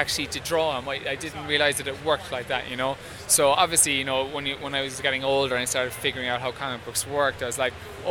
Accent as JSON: {"language": "English", "country": "Ireland", "moved": "as an adult", "lives_now": "New York, United States", "said": "I'm from Ireland"}